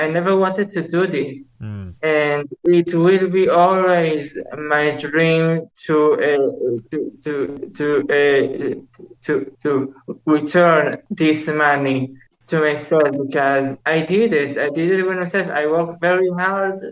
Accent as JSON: {"language": "English", "country": "Israel", "said": "in Israel, people don't want me here because I am so much different from them."}